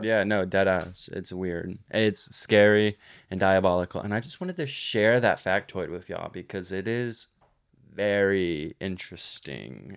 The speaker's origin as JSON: {"language": "English", "town": "Granbury", "region": "Texas", "country": "United States", "tie": "born or raised there", "said": "I grew up in Hood County."}